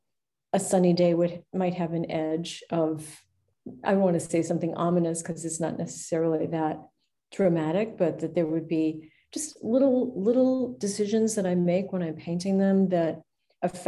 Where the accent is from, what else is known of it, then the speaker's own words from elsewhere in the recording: Cleveland, Ohio, United States; I grew up near, but certainly not on Lake Erie, because I'm from Cleveland.